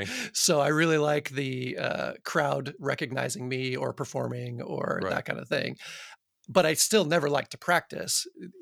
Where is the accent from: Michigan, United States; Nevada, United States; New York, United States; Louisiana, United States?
Michigan, United States; Midland; born there; So I was born in Midland, Michigan, which is a town in Michigan that was put there by Dow Chemical Company, basically.